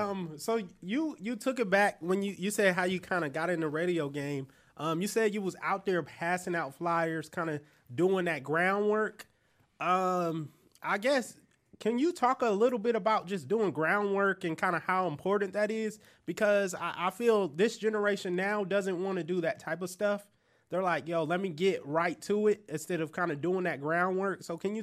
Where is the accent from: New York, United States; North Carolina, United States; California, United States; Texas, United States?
California, United States; now in Atlanta, United States; I'm from Cali.